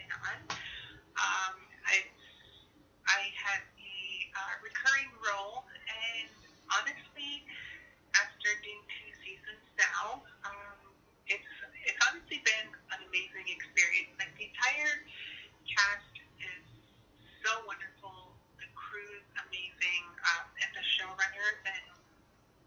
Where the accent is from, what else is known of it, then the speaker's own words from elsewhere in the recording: Six Nations of the Grand River, Ontario, Canada; I'm Haudenosaunee from Six Nations, the Grand River Territory